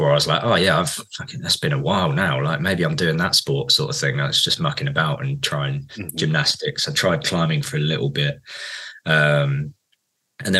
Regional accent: Guildford, South East England, United Kingdom; I grew up in Guildford

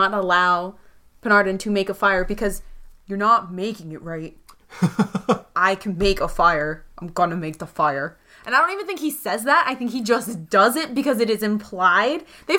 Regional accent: Pennsylvania, United States; That's because we're from Pennsylvania.

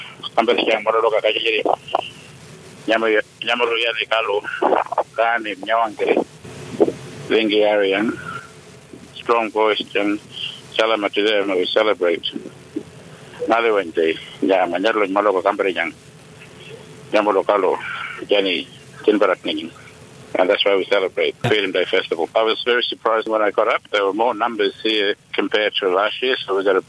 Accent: Kalkaringi, Northern Territory, Australia; I'm from Kalkurungi. I'm a Gurindji man

